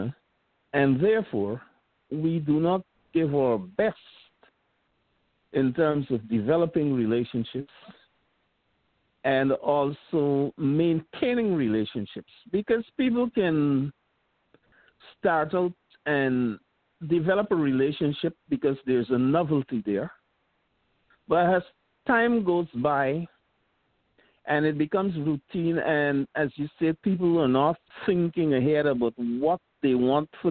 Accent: Guyana; also born or lived in Queens, New York; now in New York, United States; I am originally from Guyana

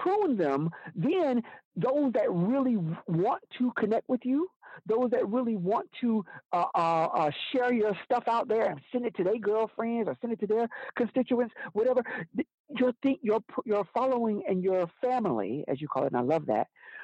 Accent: Alabama, United States; I'm from Alabama.

